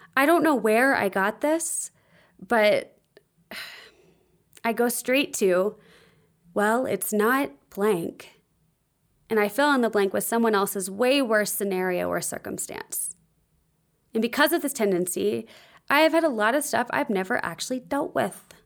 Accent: the South, United States; also born or lived in Nashville, Tennessee; I grew up in the South and Christian culture

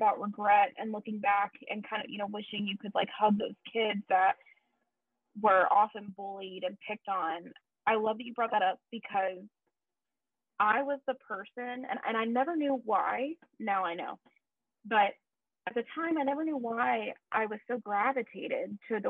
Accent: the South, United States; Look, we come from the South.

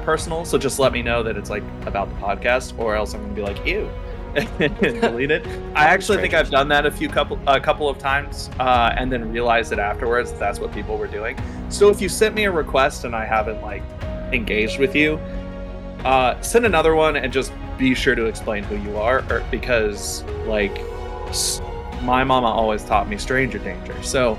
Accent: the South, United States; because a lot of us grew up with the boys don't cry attitude, especially if we're from the South.

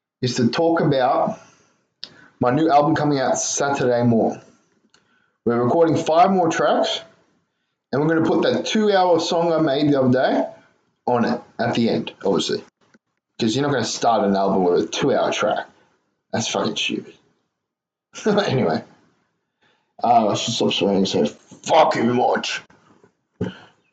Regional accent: Ireland; I'm Irish

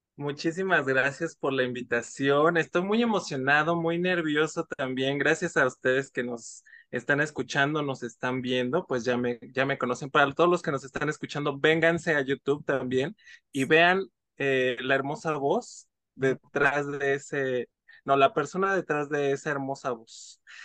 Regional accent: Mexico City, Mexico; soy de la Ciudad de México

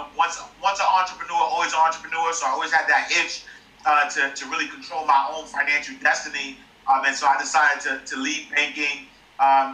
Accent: New York City, New York, United States; I'm a kid from Harlem

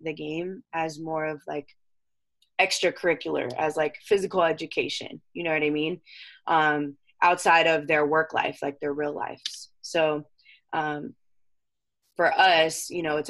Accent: Temecula, California, United States; also born or lived in San Diego / Holland; I was born in San Diego and I grew up in Temecula

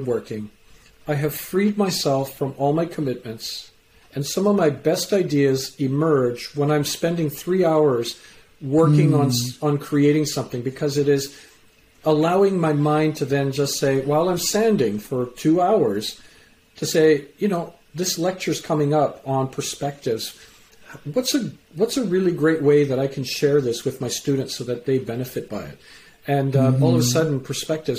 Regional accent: Canada; also born or lived in England; I was born in England, raised in Canada.

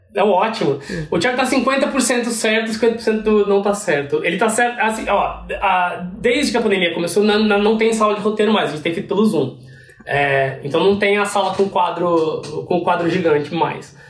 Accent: Piracicaba, São Paulo, Brazil; moved away as an adult; now in United States; voltei pro Piracicaba, que é da onde minha família é, onde eu cresci.

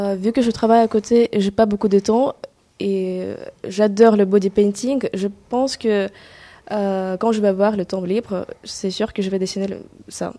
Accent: Kazakhstan; French is a second language; moved away as an adult; now in France; je suis une étrangère, je viens de Kazakhstan. Et ça fait déjà trois ans et demi que j'habite ici en France et ça fait déjà trois ans et demi que j'apprends français.

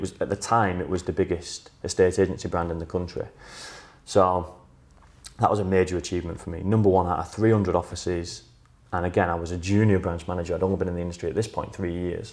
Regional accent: outskirts of Manchester, North West England, United Kingdom; I was offered a job back in my hometown, so on the out, in the outskirts of Manchester

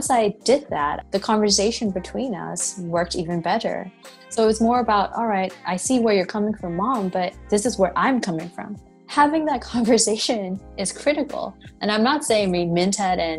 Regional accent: Myanmar; moved away as an adult; also born or lived in United States; I am a Burmese

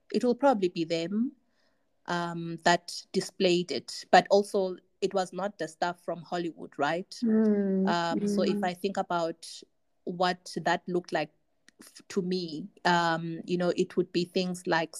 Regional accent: Tanzania; I grew up in Tanzania

